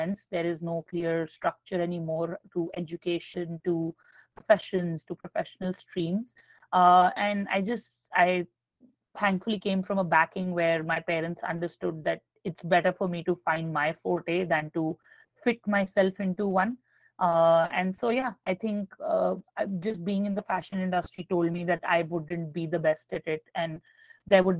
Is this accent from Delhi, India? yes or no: yes; New Delhi, Delhi, India; I grew up in New Delhi, India.